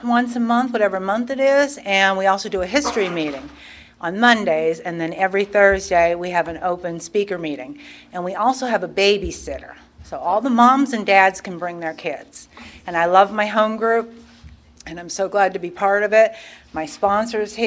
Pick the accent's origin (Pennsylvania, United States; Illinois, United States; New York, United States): Pennsylvania, United States; I was born and raised in Pennsylvania